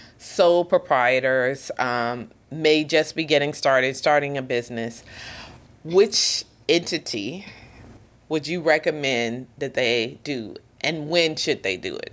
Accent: United States; now in Bermuda; originally I'm from the States

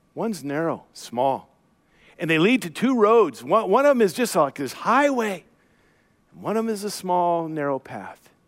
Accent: United States; I grew up in the Portland, Vancouver area

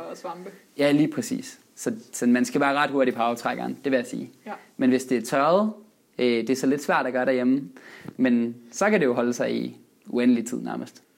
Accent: West Jutland, Denmark; moved away; jeg er vestjyde oprindeligt

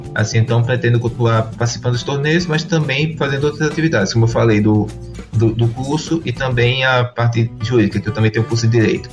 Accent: Rio Grande do Norte, Brazil; Eu sou nordestino e potiguar de coração.

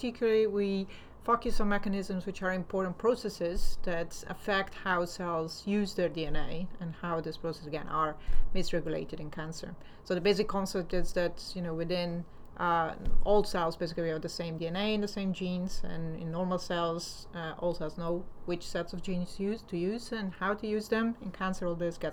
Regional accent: Italy; moved away as an adult; also born or lived in United States; now in London, United Kingdom; I'm originally from Italy, so I studied in Italy and I got there my PhD

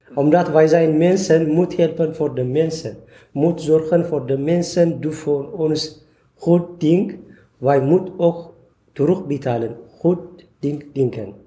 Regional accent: Eritrea; Dutch is a second language; moved away as an adult; now in Veldhoven, Netherlands; Ik kom uit Eritrea sinds september 2014. Ik woon in eh, Veldhoven met mijn dochter Ararat

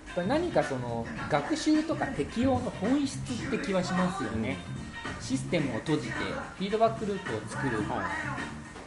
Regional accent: Fukuoka, Japan; now in Tokyo, Japan; 福岡で育ってるから、やっぱり東京に来て

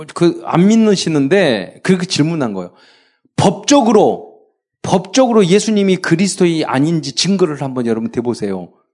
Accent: Jeolla, South Korea; 제가 전라도 출신이라서

